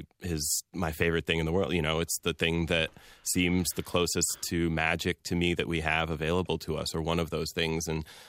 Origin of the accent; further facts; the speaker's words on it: American Midwest, United States; also born or lived in Iran; I was born in Iran and am a Muslim American man who spent most of my life living in the American Midwest